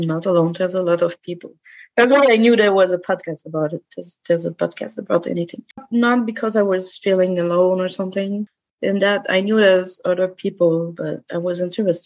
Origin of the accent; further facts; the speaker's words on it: Quebec City, Quebec, Canada; I've grown up in Quebec. In Quebec City as well